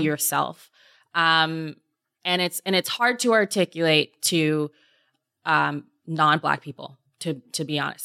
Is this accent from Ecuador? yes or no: no; Canada; my black experience as a Canadian